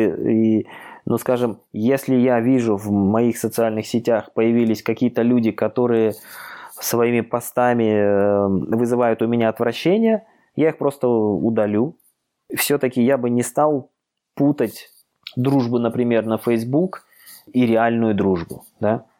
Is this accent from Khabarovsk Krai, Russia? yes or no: yes; Khabarovsk, Khabarovsk Krai, Russia; now in Moscow, Russia; живу я в Москве, хотя сам я вообще-то из Дальнего Востока, из Хабаровска, мой родной город